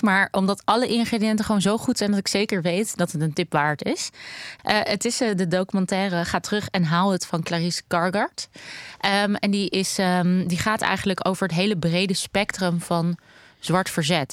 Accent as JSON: {"language": "Dutch", "town": "Amsterdam", "region": "North Holland", "country": "Netherlands", "tie": "born or raised there", "said": "Ik ben opgegroeid in de Joodse buurt in Amsterdam"}